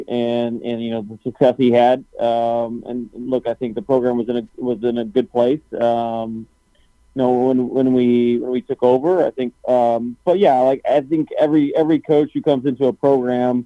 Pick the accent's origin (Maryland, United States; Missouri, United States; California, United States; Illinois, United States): Missouri, United States; St. Louis; I've born and raised in St. Louis, so never really left